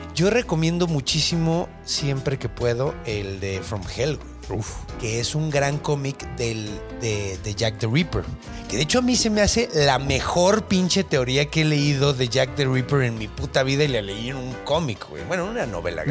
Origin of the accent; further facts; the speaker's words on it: Mexico City, Mexico; yo crecí en la Ciudad de México con una calidad de aire de mierda